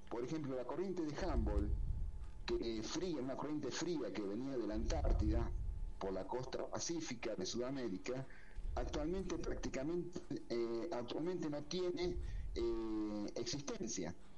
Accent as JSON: {"language": "Spanish", "country": "Argentina", "moved": "as an adult", "said": "en el año 91 salí de Argentina"}